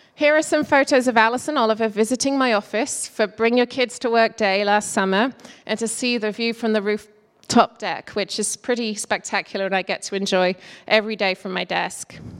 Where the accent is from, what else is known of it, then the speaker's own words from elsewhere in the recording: England, United Kingdom; moved away as an adult; also born or lived in South Carolina / Toledo, Ohio / Michigan / Seattle; now in Woodinville, United States; I'm from England and I came to America in 1999 as a young manufacturing engineer